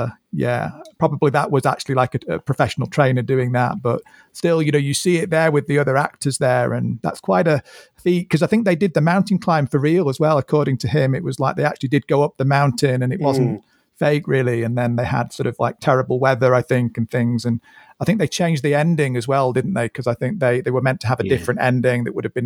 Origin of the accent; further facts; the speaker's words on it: Manchester, North West England, United Kingdom; I'm from Manchester